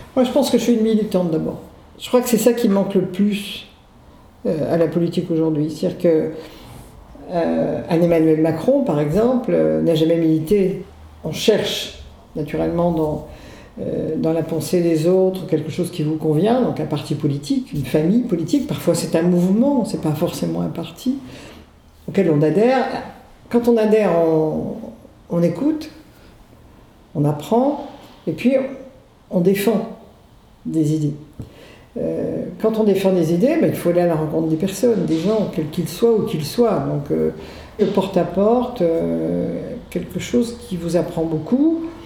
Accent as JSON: {"language": "French", "town": "Saint-Brieuc", "region": "Brittany", "country": "France", "tie": "born or raised there", "also_born_or_lived": "Loudéac / Versailles / Rennes", "lives_now": "Morlaix, France", "said": "je suis née à Loudéac dans les Côtes d'Armor. Euh, ensuite, je, suis allée à l'école à Saint-Brieuc"}